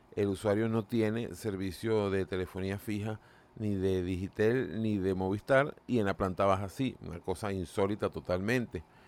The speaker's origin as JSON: {"language": "Spanish", "country": "Venezuela"}